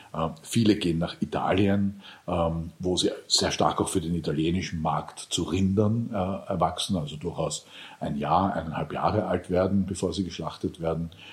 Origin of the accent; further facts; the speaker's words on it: Lower Austria, Austria; moved away; Ich bin viel auch am Land aufgewachsen in Niederösterreich